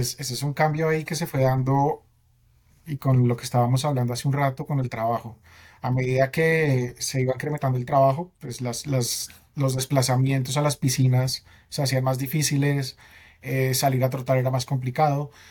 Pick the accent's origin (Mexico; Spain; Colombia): Colombia; Bogotá; soy bogotano, 36 años